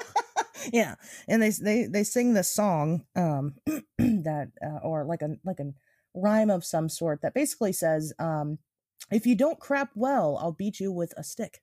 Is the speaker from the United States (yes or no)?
yes; United States; we're American